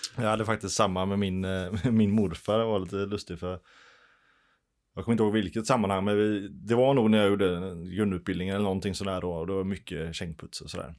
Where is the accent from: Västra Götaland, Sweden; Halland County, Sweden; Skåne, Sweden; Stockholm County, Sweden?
Västra Götaland, Sweden; Gothenburg; now in Bollebygd, Sweden; jag är ju uppvuxen i Göteborg